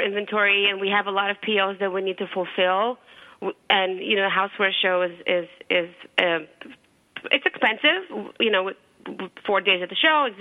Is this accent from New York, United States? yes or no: yes; New York, United States; I'm from New York. I talk fast